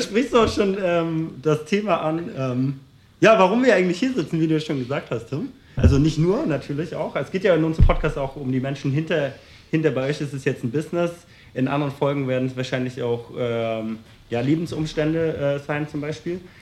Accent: Berlin, Germany; ich komme ja aus Berlin

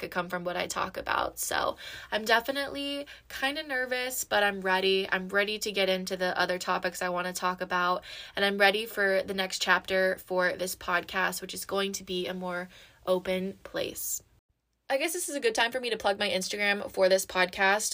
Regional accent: Georgia, United States; I was born and raised in Georgia, and I moved around a lot.

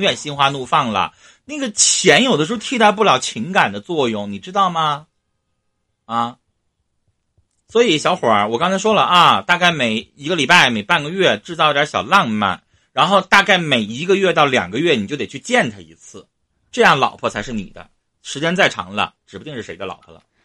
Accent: Northeast China, China; accent: Northeastern Mandarin; 我们东北话

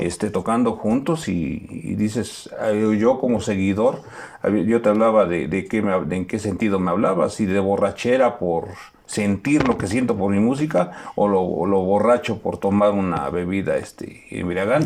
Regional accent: Melchor Ocampo, Mexico; soy del Melchor Ocampo, eh, soy nativo de allá, soy 100% melchorense

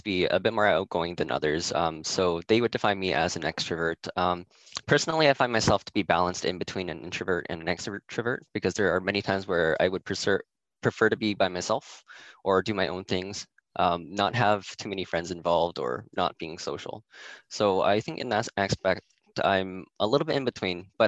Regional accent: Windsor, Ontario, Canada; I was born in Windsor, 1993, so I'm 27 right now

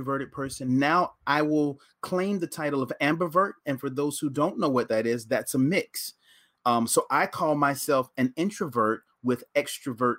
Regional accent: Bolton, North Carolina, United States; moved away as an adult; also born or lived in Winston-Salem, North Carolina / Washington, D.C.; now in Canada; I'm originally from North Carolina, a small town in North Carolina down between Wilmington and Fayetteville called Bolton. When I lived there, there were about 550 residents

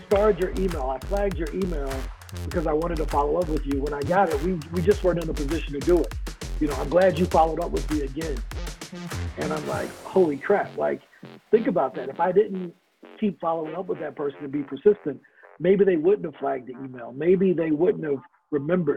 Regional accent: East St. Louis, Illinois, United States; I'm originally from St. Louis, Missouri, or East St. Louis, Illinois, across the bridge

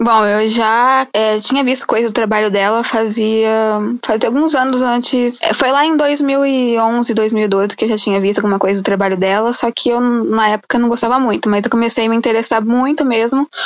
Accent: São Paulo, Brazil; Eu de São Paulo

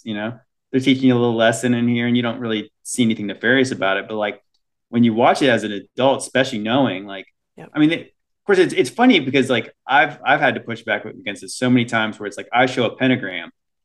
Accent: United States; as Americans, would we grow up

